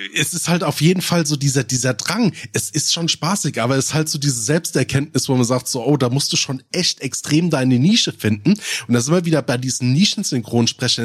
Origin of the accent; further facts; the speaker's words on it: Rhein-Main, Hesse, Germany; accent: Rhein-Main-Hessisch; ich kriege meinen Dialekt nicht los. Und ich habe halt mit einem der komischsten ist halt bei mir dieses Rhein-Main-Hessisch